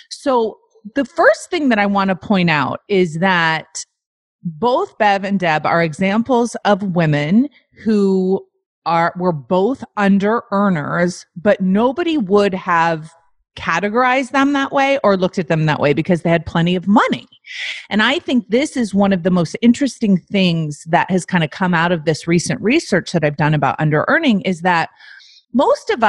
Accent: South Africa; now in Canada; Because I'm from South Africa. Because you're from South Africa. And where do you live now? I live in Canada.

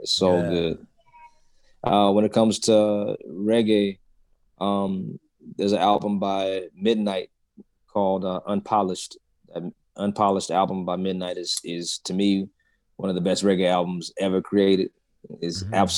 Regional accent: Atlanta, Georgia, United States; I grew up in Atlanta

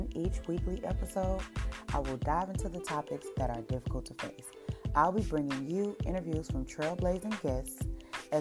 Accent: Michigan, United States; I'm from Michigan and mother to three

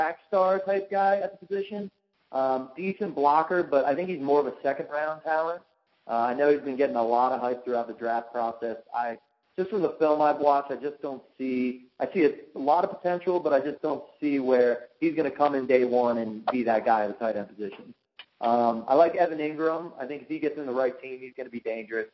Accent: Baltimore, Maryland, United States; I'm from Baltimore

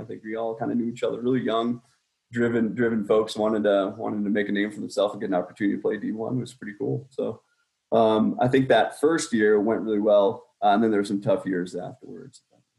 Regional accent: Boston, Massachusetts, United States; accent: Boston; So I've lost my accent. I went to school again in Connecticut in the military. They beat you up pretty bad for having that Boston accent.

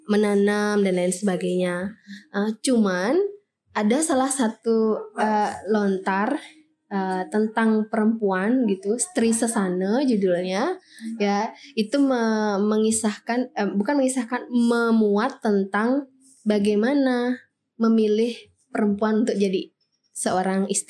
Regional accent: Bali, Indonesia; dari dulu kita sudah uh, anut ya sudah kita jadikan landasan berpikir dalam kehidupan kita sehari-hari sebagai orang Bali gitu

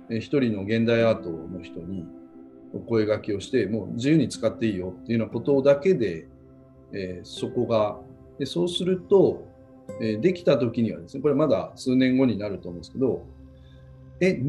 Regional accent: Ureshino, Saga, Japan; born there; あの私のもやっぱり旅館で生まれたりとか、まあ、嬉野も

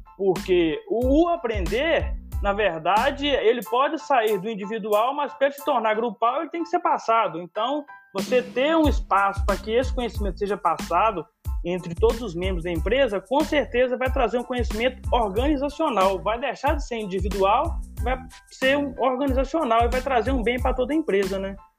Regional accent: Conceição do Mato Dentro, Minas Gerais, Brazil; now in Diamantina, Brazil; eu sou natural de Conceição do Mato Dentro e tô aqui em então, Diamantina

